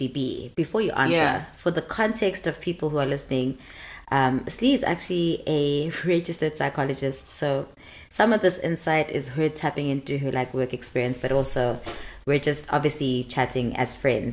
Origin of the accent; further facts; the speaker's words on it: Durban, KwaZulu-Natal, South Africa; moved away as an adult; also born or lived in Cape Town; now in Johannesburg, South Africa; go back to Durban